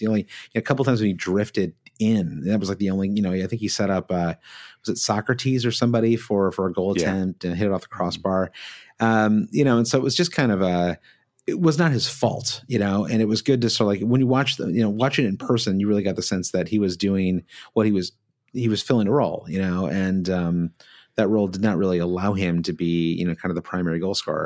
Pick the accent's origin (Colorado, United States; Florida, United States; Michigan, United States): Michigan, United States; we grew up in Michigan, where you've got Tiger Stadium